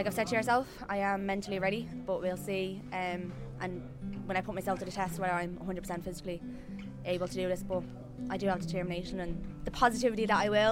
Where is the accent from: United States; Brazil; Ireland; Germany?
Ireland; Dublin, Leinster; I'm from Dublin